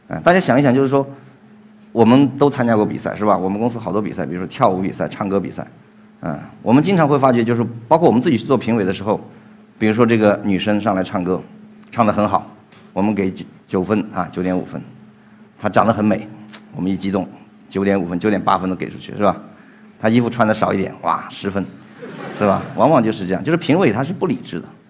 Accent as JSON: {"language": "Chinese", "town": "Guangzhou", "region": "Guangdong", "country": "China", "said": "因为我是广州的"}